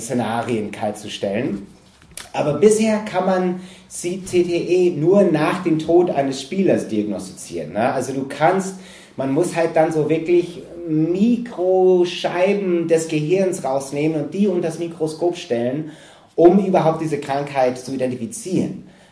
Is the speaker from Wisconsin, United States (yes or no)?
yes; Green Bay, Wisconsin, United States; moved away; ich bin in Wisconsin aufgewachsen